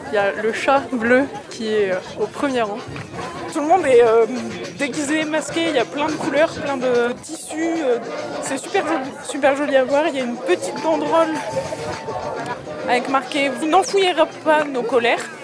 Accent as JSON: {"language": "French", "country": "Belgium", "said": "De Belgique."}